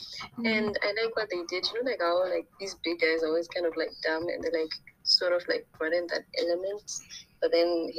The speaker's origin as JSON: {"language": "English", "country": "South Africa", "tie": "born or raised there", "said": "we grew up watching her on SABC"}